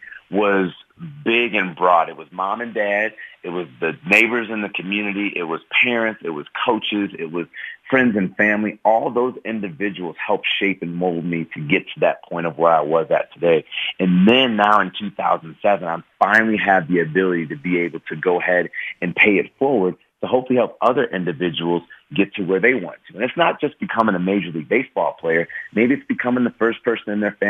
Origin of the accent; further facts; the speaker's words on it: Chicago, Illinois, United States; moved away as an adult; my hometown in Chicago